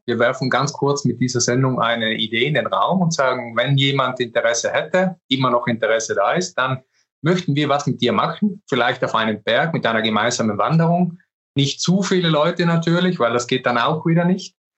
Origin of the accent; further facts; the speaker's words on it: South Tyrol, Trentino-Alto Adige, Italy; Ich bin Südtiroler